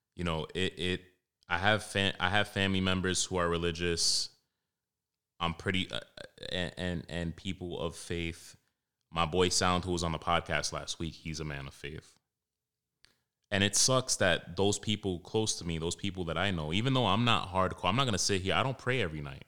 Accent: New York City, New York, United States; growing up in Washington Heights, Harlem, more so Washington Heights

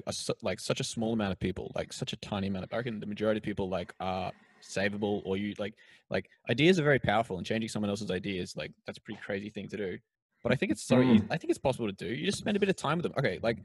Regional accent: Queensland, Australia; us Queenslanders

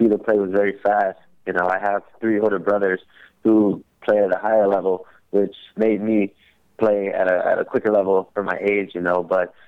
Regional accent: Hawthorne, California, United States; Growing up in Hawthorne, California, it was a tough place, but it was also a great place.

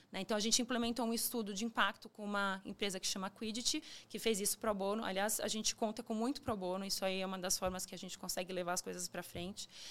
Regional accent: São Paulo, Brazil; tenho 42 anos, nasci em São Paulo

